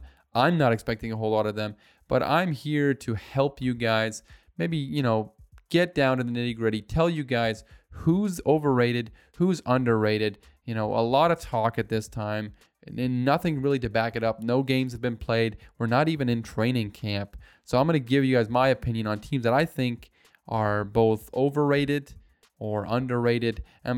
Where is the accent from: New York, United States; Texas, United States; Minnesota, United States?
New York, United States; Buffalo; you know, we're from Buffalo, so we like to be cold in the snow.